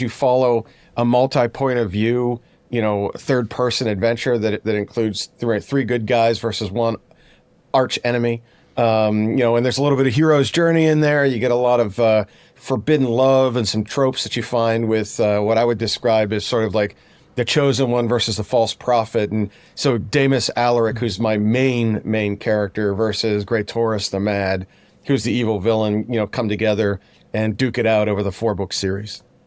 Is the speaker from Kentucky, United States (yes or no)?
no; Pittsburgh, Pennsylvania, United States; I'm from Pittsburgh